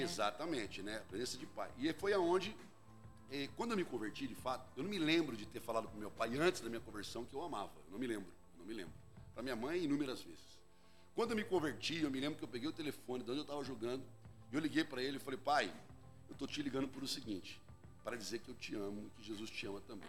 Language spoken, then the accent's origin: Portuguese; Jundiaí, São Paulo, Brazil; Eu sou jundiaiense. Uhum. Nasci aqui em Jundiaí, pertinho daqui. E nós somos uma, fomos criados numa família bem bem, bem pobre mesmo